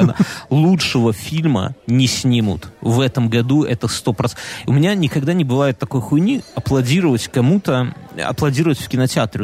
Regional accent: Belarus; мы белорусы. Я ему как белорус белорусу говорю

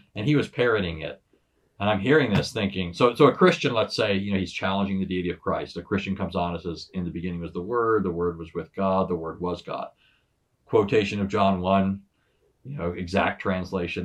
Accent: Southern California, United States; first language English; I was born and raised here in Southern California.

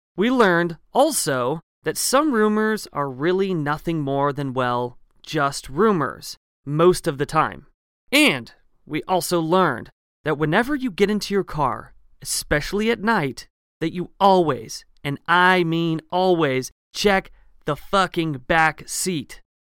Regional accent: Eugene, Oregon, United States; my hometown of Eugene, Oregon

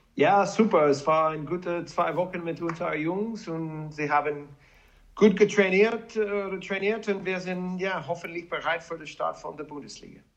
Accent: Wisconsin, United States; German is a second language; moved away as an adult; also born or lived in Leipzig; now in Salzburg, Austria

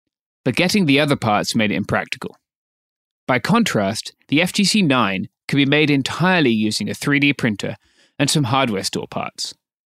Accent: Myanmar; Now that everything is in public, we can proudly say we're from Myanmar.

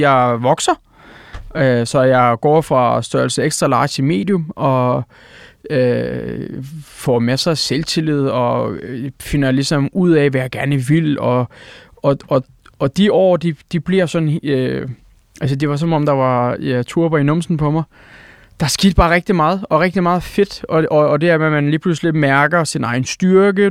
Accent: Odense, Southern Denmark, Denmark; Danish is a second language; also born or lived in Eskişehir, Turkey; det område, hvor jeg er opvokset. Hmm vi, vi flytter til Senderum

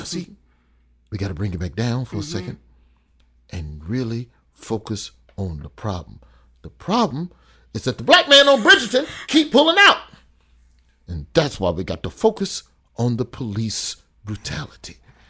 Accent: the South, United States; Because I'm black and from the South, and I just saw a bunch of pastors.

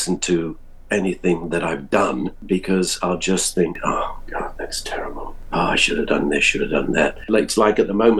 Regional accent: United Kingdom; being British

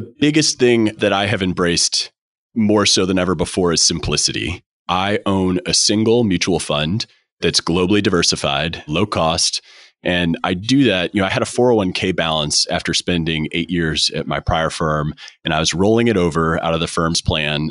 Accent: St. Louis, Missouri, United States; I'm from Saint Louis

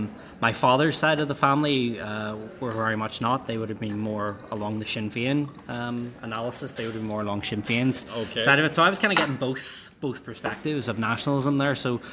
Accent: Belfast, Northern Ireland, United Kingdom; I was born and raised and still live in North Belfast.

